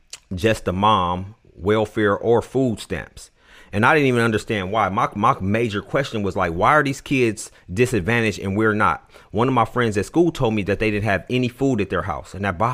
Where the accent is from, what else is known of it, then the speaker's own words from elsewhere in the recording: Oakland, California, United States; born there; Okay, so I was born in Oakland, California.